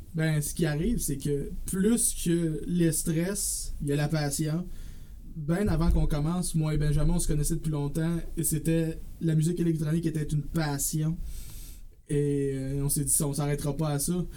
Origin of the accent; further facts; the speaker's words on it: Drummondville, Quebec, Canada; also born or lived in Saint-Jean-sur-Richelieu; Moi, je suis un gars original de Drummondville qui a vécu aussi 6 ans, pardon, à Saint-Jean-sur-Richelieu. Euh, je suis revenu à Drummondville quand j'ai eu 18 ans